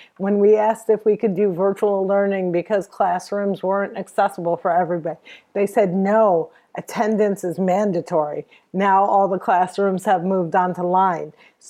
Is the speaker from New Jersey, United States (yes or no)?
yes; New Jersey, United States; I'm from Jersey. I hang out with my mom a lot. I'm Palestinian.